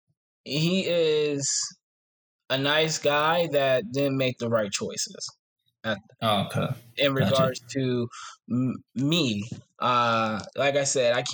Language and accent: English; Ashtabula, Ohio, United States; I'm from Ashtabula, Ohio, this small little town not too far from Cleveland